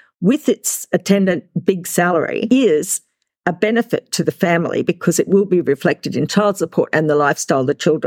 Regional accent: Australia; we're from Australia

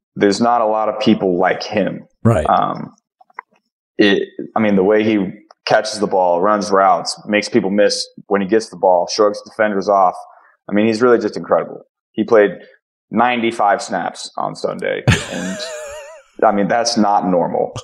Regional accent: Ohio, United States; I'm from Ohio

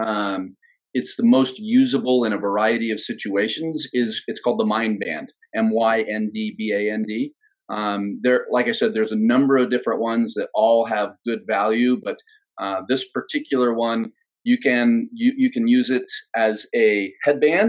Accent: United States

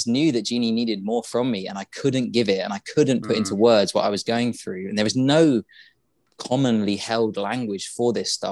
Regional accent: England, United Kingdom; we're all English

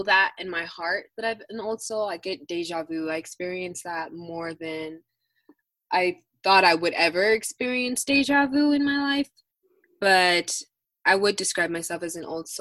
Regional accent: Denver, Colorado, United States; also born or lived in Aurora, Colorado / Arvada, Colorado; I am a North High School alumna. So I am from the Denver North area. However, due to homelessness and stuff like that, I was traveling all over Colorado

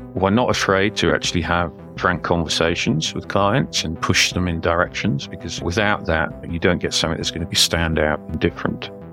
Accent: Newcastle upon Tyne, North East England, United Kingdom; Well, I'm a Geordie, so that's what they call somebody who comes from Newcastle upon Tyne, which is in the northeast of England.

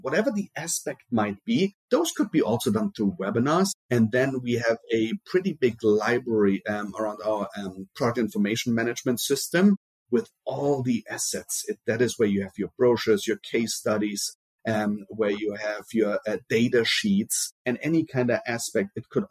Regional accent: Germany; accent: German; also born or lived in Brazil; Then we moved to Germany. That's where I got my accent from. You know, once you have a German accent, you have a German accent.

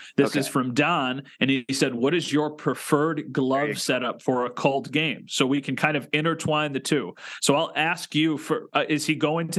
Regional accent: Western New York, United States; we're both from Western New York.

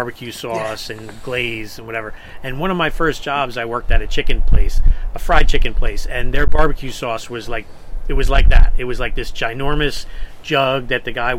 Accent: New Jersey, United States; I'm from Jersey

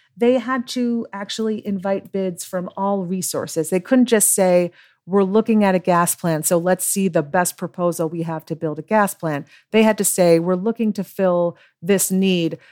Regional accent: New York, United States

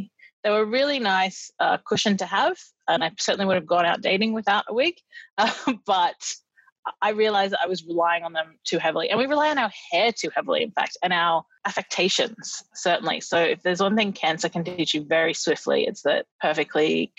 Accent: Australia; as an Australian, it's sort of hard to appreciate the incredible summers we have

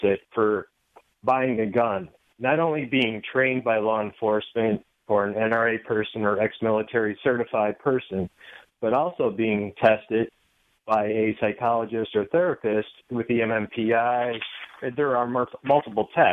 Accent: Chicago, Illinois, United States; I grew up in Chicago

